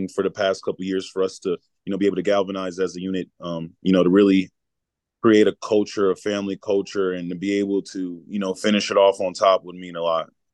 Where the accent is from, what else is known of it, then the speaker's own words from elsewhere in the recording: Charlotte, North Carolina, United States; moved away; growing up in Charlotte, North Carolina